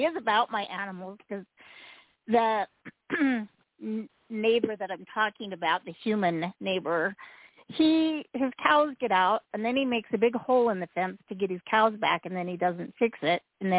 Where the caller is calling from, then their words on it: Utah, United States; I'm calling from Utah.